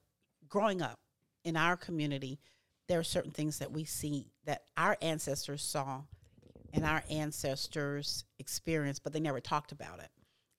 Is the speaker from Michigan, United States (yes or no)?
no; Louisiana, United States; I'm from Louisiana, and my grandfather and all his brothers had hundreds and hundreds of acres of land